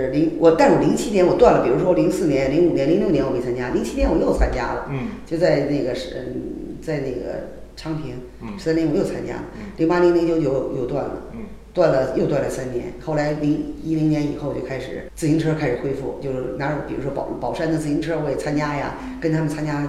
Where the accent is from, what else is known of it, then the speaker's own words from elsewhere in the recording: China; 但是呢，我们中国人的认知他就这样。